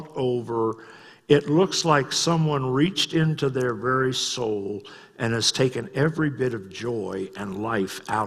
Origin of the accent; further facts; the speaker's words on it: United States; I'm an American